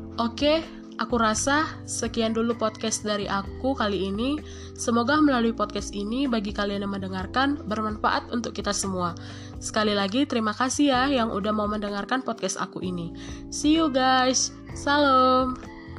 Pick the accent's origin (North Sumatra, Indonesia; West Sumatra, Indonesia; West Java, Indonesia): North Sumatra, Indonesia; moved away as an adult; now in Lampung, Indonesia; Aku sih berasal dari Sumatera Utara. Ya, cukup lumayan jauh sih ke Lampung. Tetapi, aku harus mencoba untuk merantau